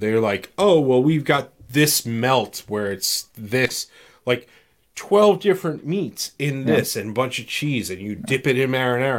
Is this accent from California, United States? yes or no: no; New York, United States; We're from New York